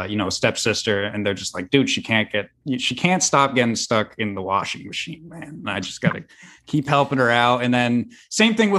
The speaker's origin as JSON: {"language": "English", "region": "New Jersey", "country": "United States", "said": "I myself am from New Jersey"}